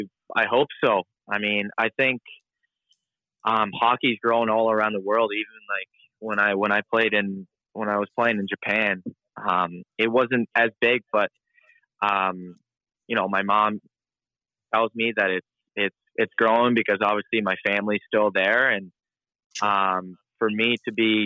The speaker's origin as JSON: {"language": "English", "town": "Sydney", "region": "New South Wales", "country": "Australia", "tie": "born there", "said": "Yeah, well, I mean, like I was born in Sydney, Australia, and, I don't remember anything at all."}